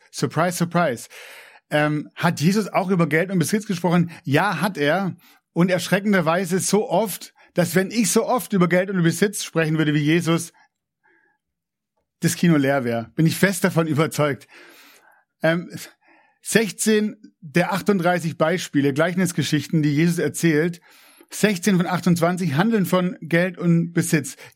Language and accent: German; Swabia, Germany; ich bin ja auch Schwabe, gell, ehrt den, ehrt den kleinen Betrag.